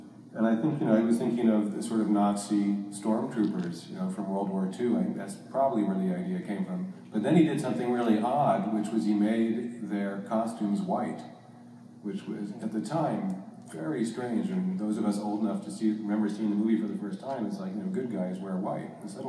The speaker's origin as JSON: {"language": "English", "region": "New Jersey", "country": "United States", "tie": "born or raised there", "said": "I was born in New Jersey"}